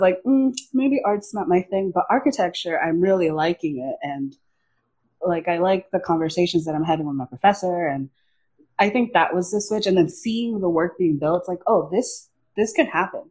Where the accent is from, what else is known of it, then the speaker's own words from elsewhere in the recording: Miami, Florida, United States; I grew up in Miami, Florida